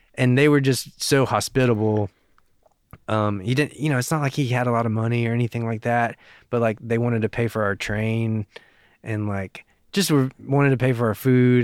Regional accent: Knoxville, Tennessee, United States; also born or lived in South Korea; I was raised in Knoxville, you know, basically born and raised.

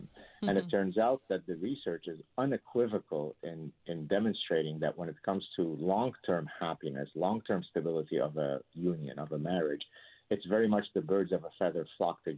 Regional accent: Lebanon; moved away; my childhood growing up in the Lebanese Civil War

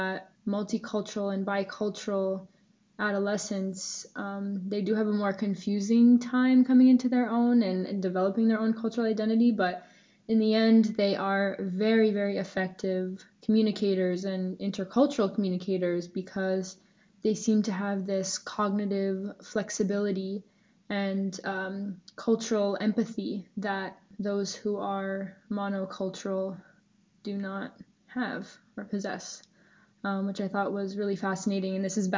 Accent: Ashland, Massachusetts, United States; also born or lived in Worcester, Massachusetts; I am from Ashland, Massachusetts originally

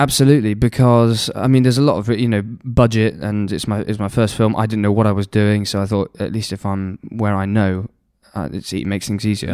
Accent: Nottingham, East Midlands, United Kingdom; I was brought up in Nottingham

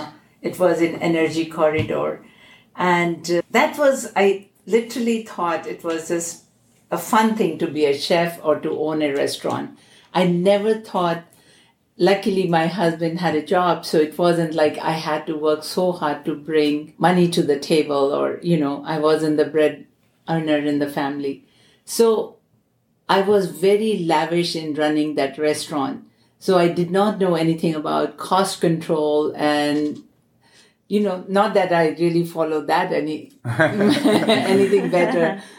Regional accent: New Delhi, Delhi, India; New Delhi, India.

